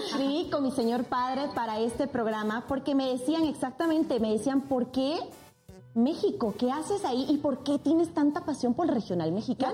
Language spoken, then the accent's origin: Spanish; Sucre, Chuquisaca, Bolivia; moved away; Amo con locura mi ciudad natal Sucre toda la diversidad de mi querida Bolivia